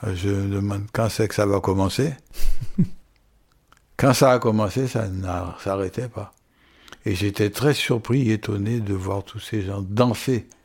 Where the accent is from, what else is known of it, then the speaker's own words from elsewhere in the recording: French Guiana; moi, en tant que Guyanais